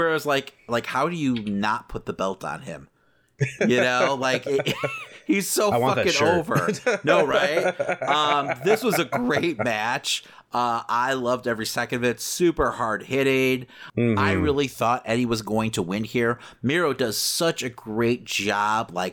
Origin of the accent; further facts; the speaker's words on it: Chicago, Illinois, United States; we're from Chicago